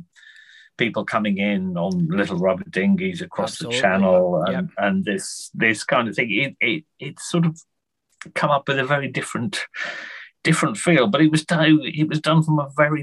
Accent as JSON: {"language": "English", "country": "United Kingdom", "said": "I live in Britain, I'm British"}